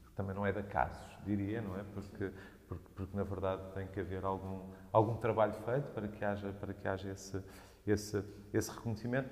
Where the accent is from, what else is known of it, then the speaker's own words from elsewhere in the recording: Viseu, Centro, Portugal; moved away as an adult; also born or lived in Mozambique / Porto; now in Lisbon, Portugal; a minha vida foi toda desenvolvida em Viseu, de onde os meus pais são originalmente